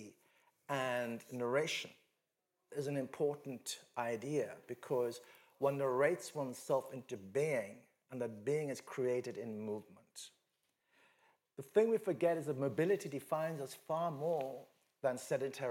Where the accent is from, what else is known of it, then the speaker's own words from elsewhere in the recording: Western India, India; I'm from Western India